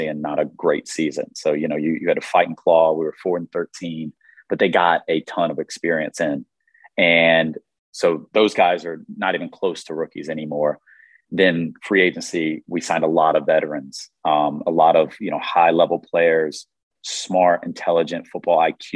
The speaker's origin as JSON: {"language": "English", "town": "Raleigh", "region": "North Carolina", "country": "United States", "said": "I'm from Raleigh, North Carolina"}